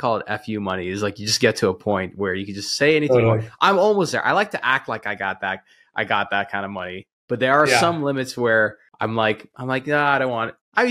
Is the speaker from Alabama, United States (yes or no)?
no; El Paso, Texas, United States; my hometown. I mean, we're in El Paso, Texas.